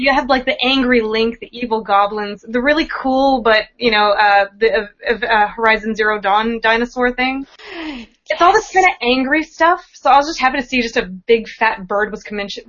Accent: Canada; You made fun of me for being Canadian

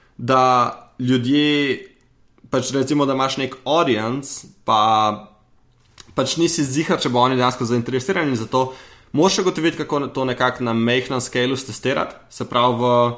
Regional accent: Slovenia; sem iz Slovenije

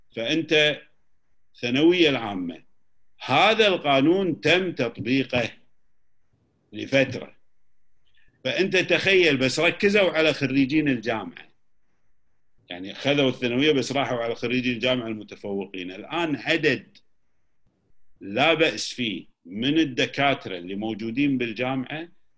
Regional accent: Kuwait; احنا ككويتيين

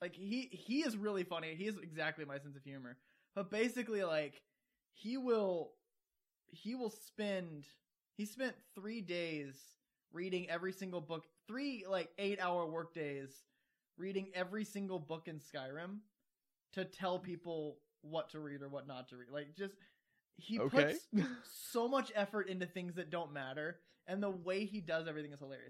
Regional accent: Georgia, United States; I've gone from Southern to Midwestern, and I grew up in Georgia.

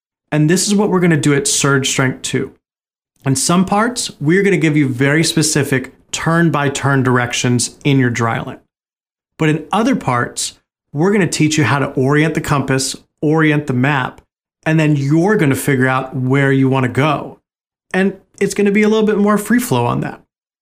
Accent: Oregon, United States; growing up in Oregon

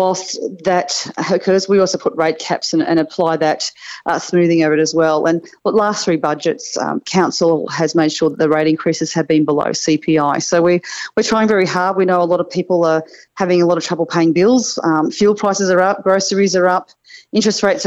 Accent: Mount Warning foothills, New South Wales, Australia; now in Ipswich, Australia; I grew up in the foothills of Mount Warning. I grew up in Newkai

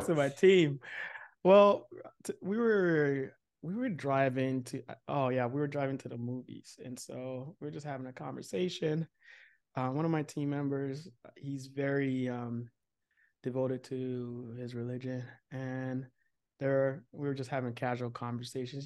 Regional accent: Nigeria; growing up in, um, a very religious, um, Nigerian household

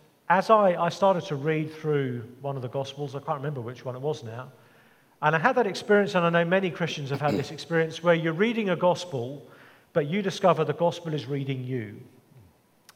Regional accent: England, United Kingdom; even growing up in England

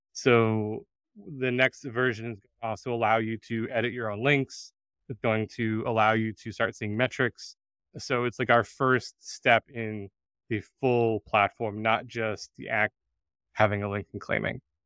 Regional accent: United States; … and I are both Americans. We grew up in the United States

